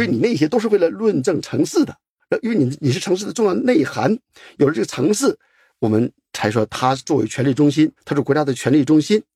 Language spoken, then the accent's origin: Chinese; China; 我们中国人